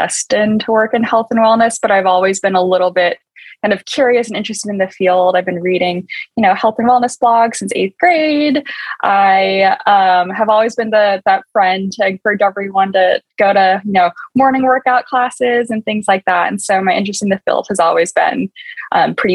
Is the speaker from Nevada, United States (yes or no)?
no; San Diego, California, United States; moved away as an adult; also born or lived in North Carolina / New York / Boston / San Francisco; now in Austin, United States; I am originally from San Diego, California, and then went to school at Duke in North Carolina, spent some time in New York and Boston, and then ended up moving to Austin, Texas